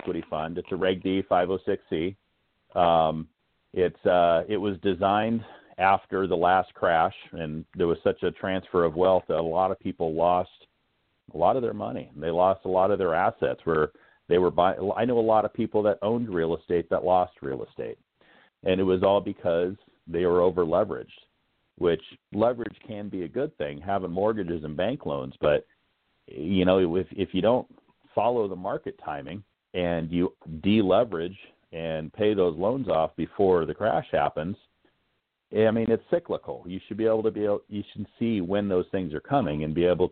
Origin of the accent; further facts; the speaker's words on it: Hanalei, Hawaii, United States; now in San Diego, United States; I grew up in Hanalei, which is in the North Shore of Kauai.